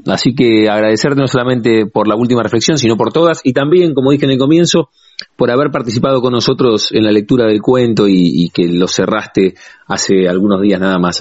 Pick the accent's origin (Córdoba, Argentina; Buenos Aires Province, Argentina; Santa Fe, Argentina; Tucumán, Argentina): Buenos Aires Province, Argentina; La Plata; los que somos platenses